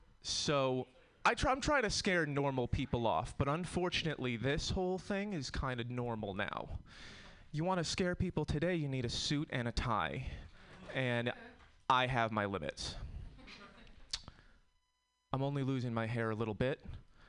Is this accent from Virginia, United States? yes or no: no; Connecticut, United States; I'm from Connecticut. We have different problems in Connecticut.